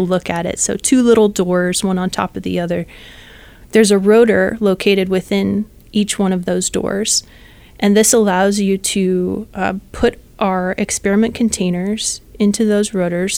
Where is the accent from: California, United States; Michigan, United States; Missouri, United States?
California, United States; San Jose; I am from San Jose, California